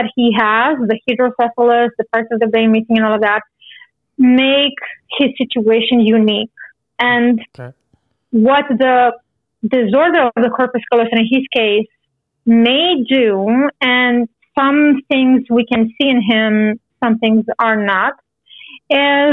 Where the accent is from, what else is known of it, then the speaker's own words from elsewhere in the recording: Romania; now in Canada; I'm originally from Romania. And right now I live in Canada